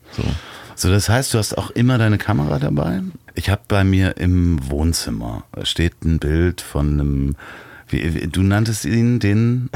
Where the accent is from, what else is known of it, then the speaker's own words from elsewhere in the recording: Berlin, Germany; ich versuche das jetzt mal als Berliner